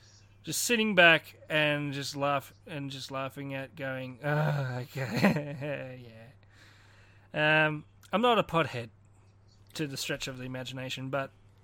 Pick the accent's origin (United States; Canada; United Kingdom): Canada; As a Canadian